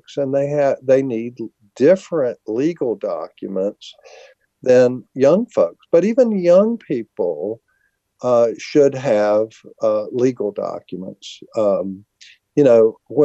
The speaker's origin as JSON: {"language": "English", "country": "United States", "said": "as an American"}